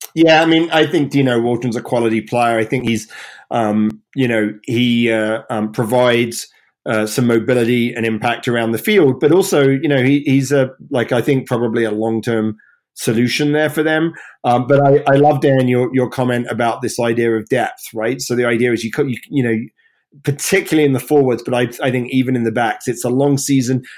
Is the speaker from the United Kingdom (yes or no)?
yes; England, United Kingdom; moved away as an adult; now in United States; we're here in the US. Obviously, I'm English